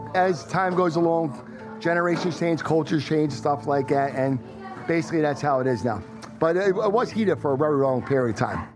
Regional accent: Philadelphia, Pennsylvania, United States; accent: South Philly; my South Philly accent's really, really harsh

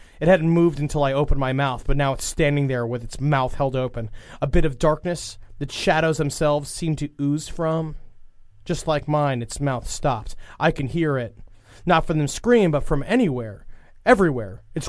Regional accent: Los Angeles, California, United States; 35 years old. I'm from Los Angeles, California.

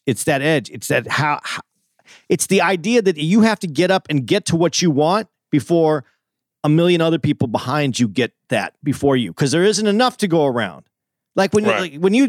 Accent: Tucson, Arizona, United States; now in New York, United States; I grew up in Tucson in Arizona, but Tucson is a suburb of an imaginary big city, I guess, because it's just a small, you know, you live on a street, you know, you talk to a few people on the street

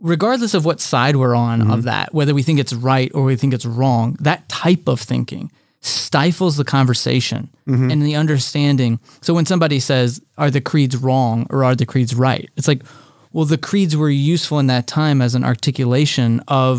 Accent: Texas, United States; growing up in Texas, we said the Lord's Prayer before every baseball game.

